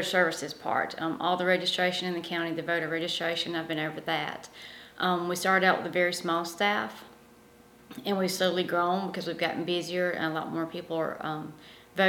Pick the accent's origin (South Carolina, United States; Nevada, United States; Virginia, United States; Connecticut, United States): South Carolina, United States; Pendleton; also born or lived in Belton, South Carolina; I grew up actually in Pendleton, South Carolina